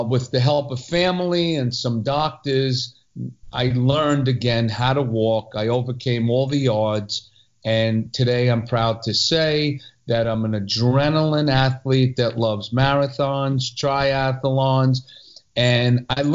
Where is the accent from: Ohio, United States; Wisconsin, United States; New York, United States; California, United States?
New York, United States; New York City; also born or lived in Long Island; born in New York City, raised till second grade in Long Island. And then we did a reverse commute and somehow ended up growing up in Brooklyn.